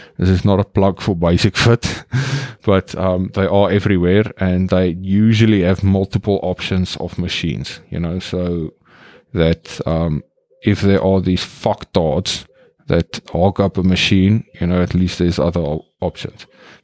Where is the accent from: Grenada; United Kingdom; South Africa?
South Africa; now in Netherlands; I'm in South Africa, my home country. It is beautiful, sunny weather.